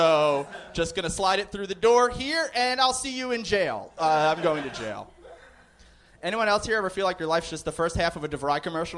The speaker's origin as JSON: {"language": "English", "region": "New York", "country": "United States", "said": "No, I'm from Long Island."}